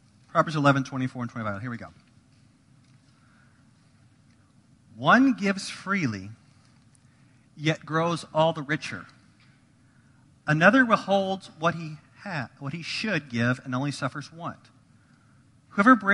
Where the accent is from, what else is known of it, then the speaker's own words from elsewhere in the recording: United States; If you were born or raised in America